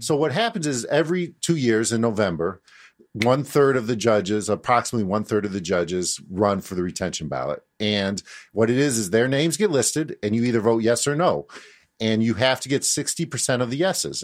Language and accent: English; Chicago, Illinois, United States; I grew up in Uptown uh, in the seventies and eighties